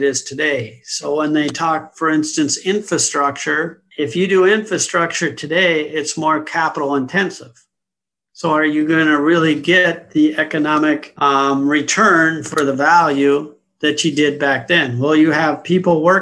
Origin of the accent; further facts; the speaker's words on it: United States; also born or lived in London; I'm an American. I was born and raised in the U.S.